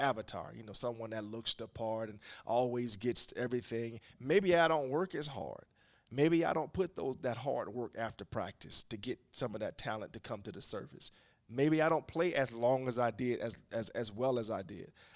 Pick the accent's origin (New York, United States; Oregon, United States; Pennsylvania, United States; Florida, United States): Florida, United States; Jacksonville; now in Philadelphia, United States; I grew up in Jacksonville, Florida